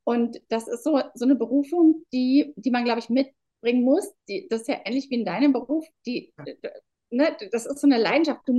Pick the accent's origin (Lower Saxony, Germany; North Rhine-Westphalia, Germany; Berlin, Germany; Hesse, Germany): Berlin, Germany; Wenn ich, ich bin aus Berlin, wenn ich zu meinen Frauen komme, dann sind die häufig tatsächlich echt ganz alleine.